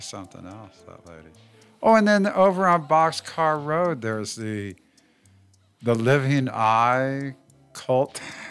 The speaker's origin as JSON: {"language": "English", "town": "Fremont", "region": "California", "country": "United States", "tie": "born or raised there", "said": "Well, I grew up in Niles Canyon."}